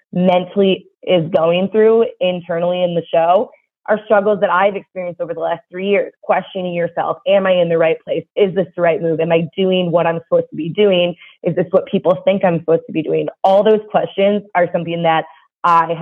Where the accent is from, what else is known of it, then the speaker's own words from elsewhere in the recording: Chicago, Illinois, United States; I'm from Chicago, the Chicago area, and I had full plans after graduation to go back to Chicago